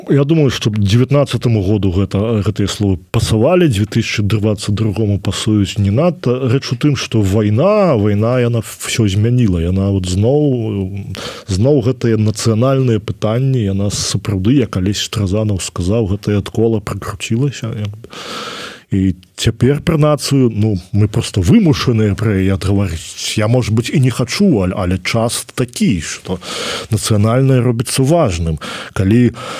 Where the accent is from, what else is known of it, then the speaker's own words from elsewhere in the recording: Belarus; я беларус